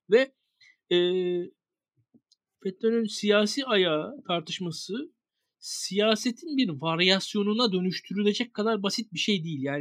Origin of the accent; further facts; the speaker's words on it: Bornova, İzmir, Turkey; Ben Bornovalıyım. Fethullah Gülen benim mahallemdeki caminin imamıymış ben doğmadan önce.